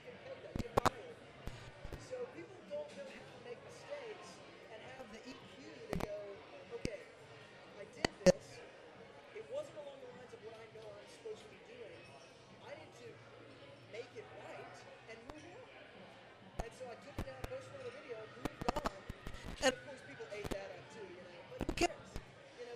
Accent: Franklin, Tennessee, United States; So I grew up in Franklin, which is right outside of Nashville.

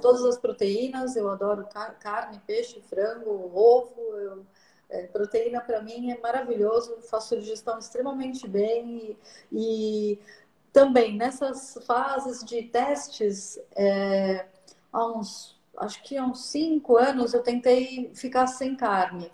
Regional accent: São Paulo, Brazil; eu sou de São Paulo

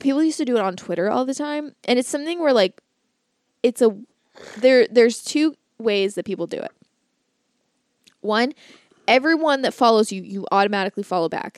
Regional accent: Florida, United States; I grew up in Florida

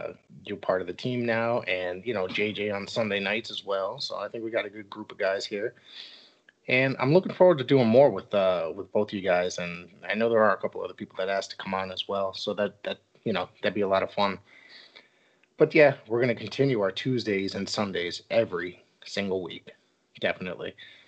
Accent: Woodbridge, Connecticut, United States; I grew up around the corner from there in Woodbridge as well. So to see live wrestling in my hometown, it's good.

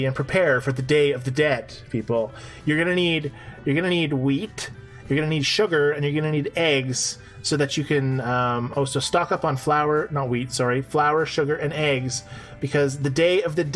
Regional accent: Canada; I'm Canadian

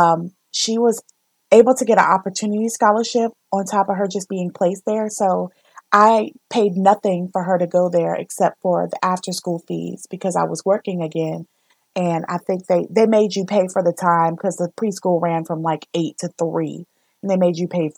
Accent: the South, United States; I grew up in the South.

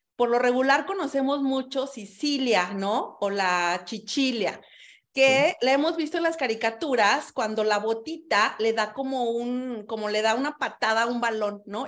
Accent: Mexico; now in Sardinia, Italy; yo fui la primera mexicana que conociste

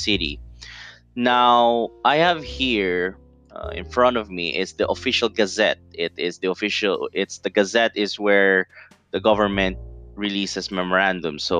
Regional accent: Davao City, Davao Region, Philippines; I'm from Davao City, southeast Mindanao, or southeast part of the Philippines

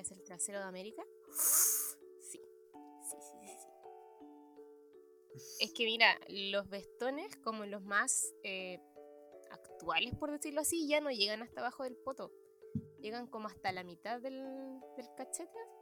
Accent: Concepción, Biobío, Chile; soy de Conce

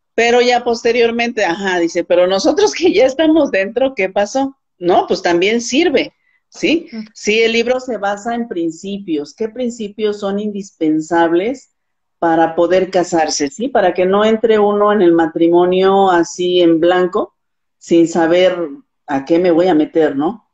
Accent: Morelos, Mexico; soy de Morelos, México, y también soy maestra

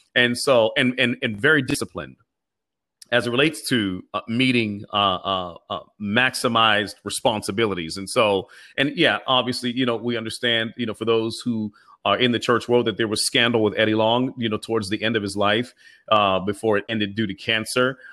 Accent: Pittsburgh, Pennsylvania, United States; I am from East Liberty, which is the inner city section of Pittsburgh

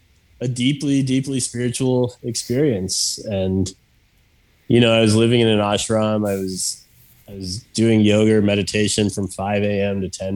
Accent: Mexico City, Mexico; born there; I was born in Mexico City, which I think at one point was like the most densely populated city or something

